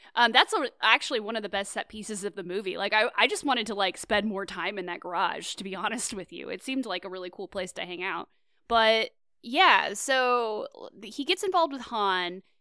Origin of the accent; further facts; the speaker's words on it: Kansas, United States; moved away; I grew up in Kansas